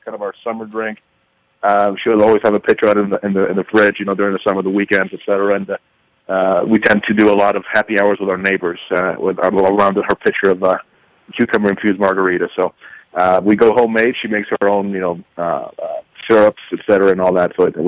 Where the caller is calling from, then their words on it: Evergreen, Colorado, United States; I'm calling from beautiful Evergreen, Colorado. It's outside of Denver, so up in the mountains.